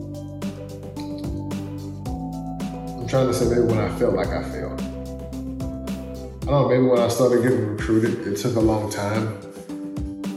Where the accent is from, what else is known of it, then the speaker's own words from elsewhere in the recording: the South, United States; I'm from the South, the country